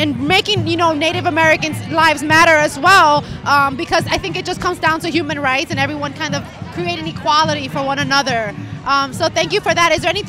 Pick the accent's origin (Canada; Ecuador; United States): Ecuador; I'm from Ecuador.